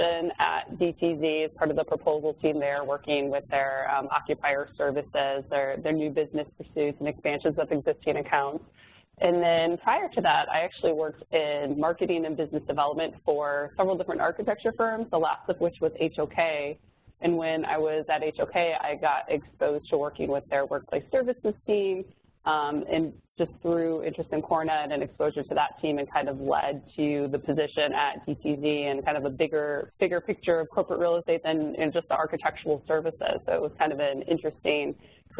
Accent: Midwest, United States; moved away as an adult; also born or lived in South Bend, Indiana / San Francisco Bay Area; I'm from the Midwest

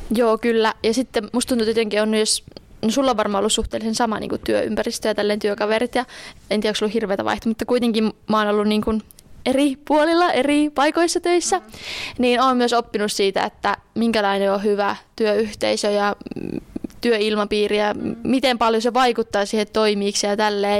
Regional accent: Juankoski, North Savo, Finland; moved away; also born or lived in Joensuu; olen itse kotoisin Juankoskelta

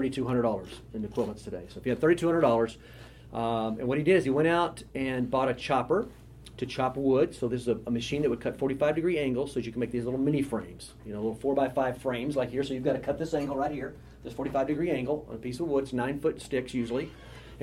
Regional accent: Lawton, Oklahoma, United States; now in Oklahoma City, United States; I was born down in Lawton, Oklahoma

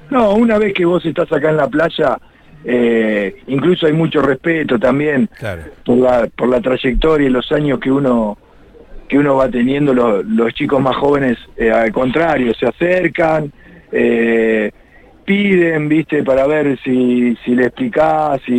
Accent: La Plata, Buenos Aires Province, Argentina; also born or lived in Cariló / Pinamar; yo no me quedo a vivir acá en, Cariló. Yo soy de La Plata ah. y cuando termina la temporada me vuelvo para el lugar donde vivo yo.

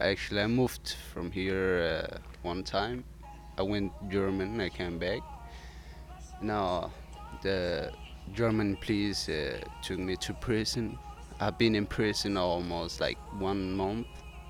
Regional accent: Somalia; also born or lived in Ethiopia; now in Denmark; I'm Somali actually, but I was born in Ethiopia.

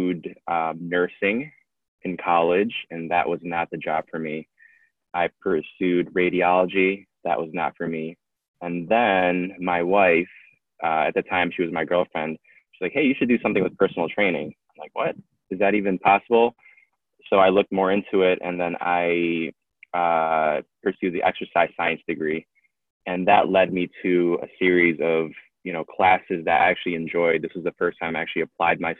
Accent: Detroit, Michigan, United States; I'm from Detroit, Michigan.

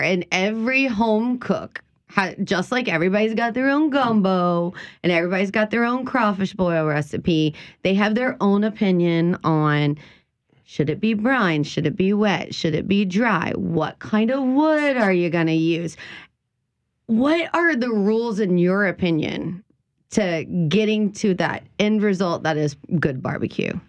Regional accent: South Louisiana, United States; the things that we grew up here in South Louisiana

